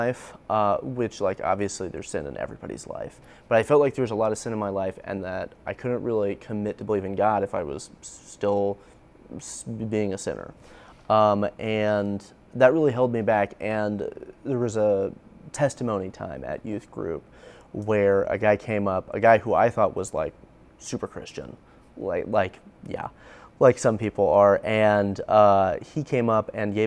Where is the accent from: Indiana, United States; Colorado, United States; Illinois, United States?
Indiana, United States; Indianapolis; I grew up here in Indianapolis near like Glendale, the Glendale area